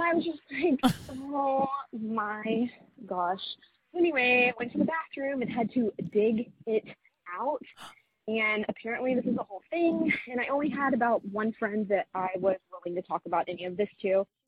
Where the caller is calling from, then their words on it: Houston, Texas, United States; Hi girls. … I'm from Houston, Texas.